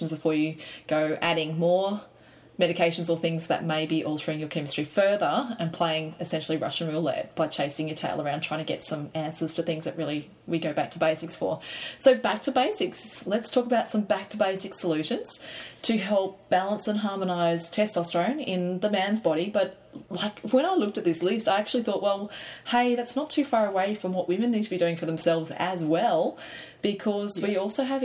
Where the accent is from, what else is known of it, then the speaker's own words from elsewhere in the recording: Australia; I'm an Aussie girl